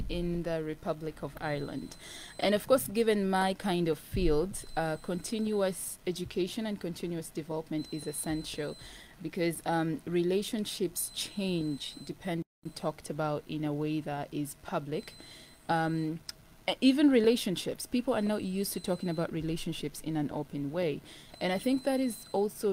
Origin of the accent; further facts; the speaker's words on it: Uganda; I grew up in Uganda, and even when you grow up outside of South Sudan, in your household, it will always be South Sudan.